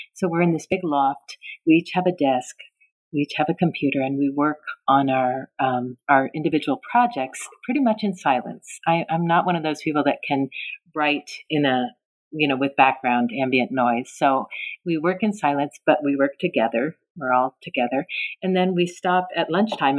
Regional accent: North Bay, Bay Area, Northern California, United States; also born or lived in Tacoma, Washington; I spent most of my time growing up in the North Bay, in the Bay Area, in Northern California

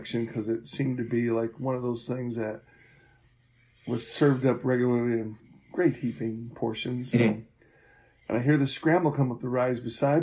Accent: Rochester, New York, United States; I was born in Rochester, New York, on October 31st, 1952

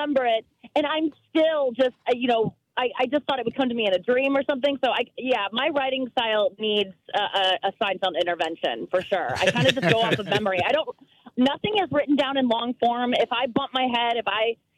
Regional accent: St. Louis, Missouri, United States; I'm from St. Louis

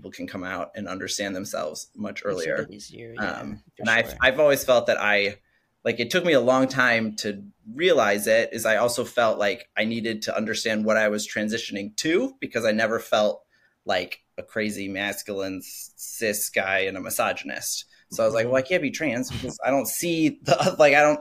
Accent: Madison, Wisconsin, United States; I'm from Madison, Wisconsin, which is a very liberal place. And so I actually grew up knowing and having trans friends at a very young age.

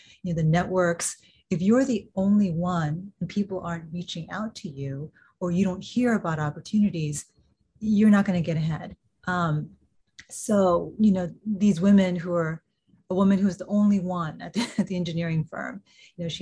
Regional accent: Kansas City, Missouri, United States; I grew up in Kansas City, Missouri

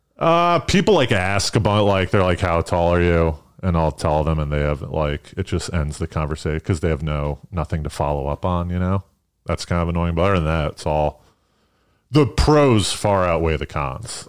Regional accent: East Coast, United States; moved away as an adult; now in New York, United States; I'm from the East Coast

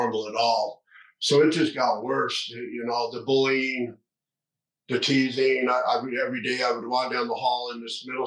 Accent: Sandy, Utah, United States; I'm from Utah, started off in a small subdivision or a small town in Salt Lake called Sandy.

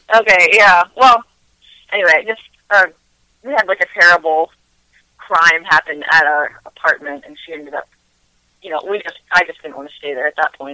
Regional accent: Front Royal, Virginia, United States; also born or lived in Nashville, Tennessee / Winchester, Virginia; I grew up in Front Royal

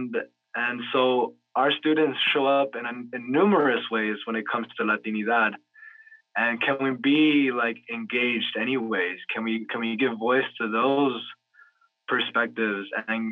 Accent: New York, United States; I was born and raised in New York around a Caribbean neighborhood, mostly Dominican

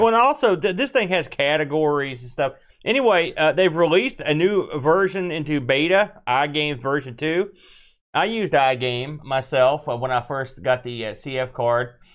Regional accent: West Virginia, United States; We're from West Virginia

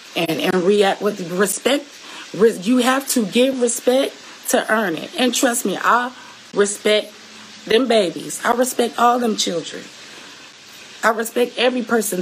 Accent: Seattle, Washington, United States; I'm from Seattle, Washington, the 206, the West Coast

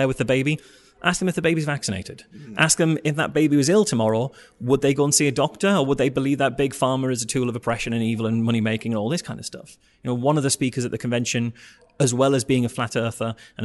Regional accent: North East England, United Kingdom; accent: northeastern; That's a northeastern accent for you

